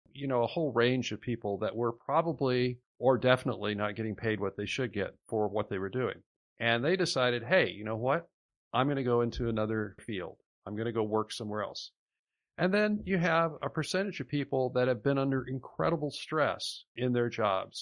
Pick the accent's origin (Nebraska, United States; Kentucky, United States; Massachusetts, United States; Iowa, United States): Iowa, United States; my home state of Iowa